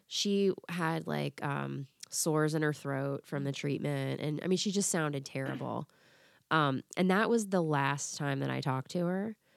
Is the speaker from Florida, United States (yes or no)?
yes; Florida, United States; moved away as an adult; also born or lived in Tennessee; I was in Tennessee, I grew up in Florida